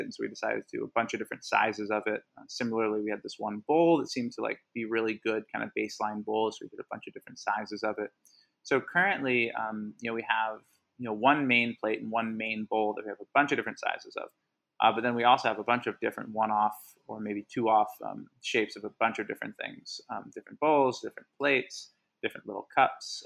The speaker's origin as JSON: {"language": "English", "town": "Havertown", "region": "Pennsylvania", "country": "United States", "tie": "born or raised there", "also_born_or_lived": "Hawaii", "said": "I grew up in Hawaii, actually, till I was ten. Uh, my dad and my mom moved out there for a while, and, uh, yeah, eventually came back, uh, in the mid-nineties, uh, moved to the Philly suburbs and Havertown"}